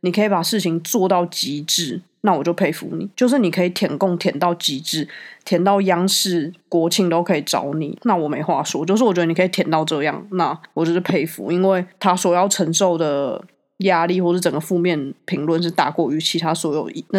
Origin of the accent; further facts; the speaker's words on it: Taiwan; 我们都会说我们是台湾人啊，